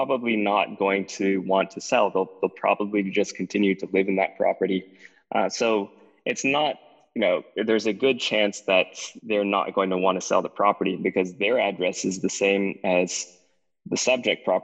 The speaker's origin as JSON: {"language": "English", "region": "Texas", "country": "United States", "said": "I'm from Texas"}